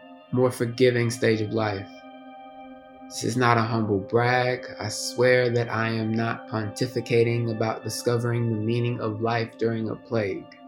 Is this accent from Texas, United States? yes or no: yes; Houston, Texas, United States; moved away as an adult; also born or lived in Washington, D.C. / Harlem, New York; I returned to my hometown